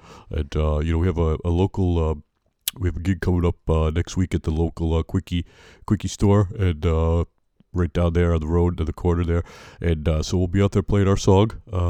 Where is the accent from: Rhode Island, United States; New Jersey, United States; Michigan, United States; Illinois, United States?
Rhode Island, United States; Woonsocket; So I'm from Woonsocket originally, and still live here. I haven't gone too far. We love Woonsocket, home of the pajama pants, and hot wieners.